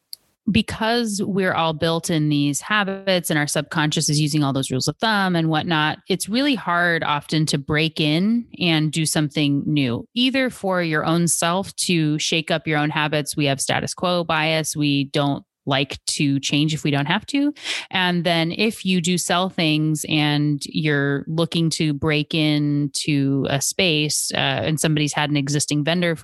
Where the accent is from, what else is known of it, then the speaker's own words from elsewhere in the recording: Seattle, Washington, United States; you can tell I'm from Washington State, right? I'm from Seattle.